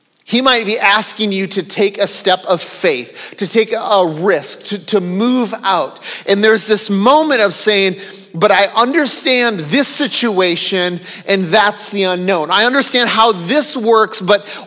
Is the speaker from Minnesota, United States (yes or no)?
yes; Minnesota, United States; I grew up in the state of Minnesota.